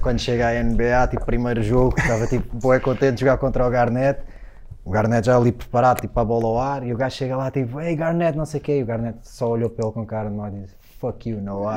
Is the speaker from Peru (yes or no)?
no; Linda Velha, Lisbon, Portugal; Havia um playground uh, eh, em Carnaxide, que era onde eu jogava mais quando era miúdo, eu morava em Linda Velha